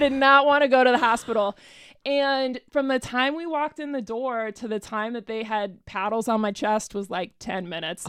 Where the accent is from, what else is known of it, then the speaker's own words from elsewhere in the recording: Arizona, United States; moved away as an adult; also born or lived in Tucson; now in Cincinnati, United States; I live here in Cincinnati now, but I have not always. I'm from Arizona originally